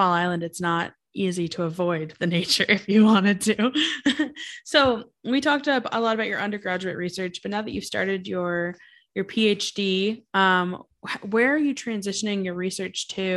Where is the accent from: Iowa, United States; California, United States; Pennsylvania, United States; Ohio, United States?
Ohio, United States; Cincinnati; I'm from Cincinnati, Ohio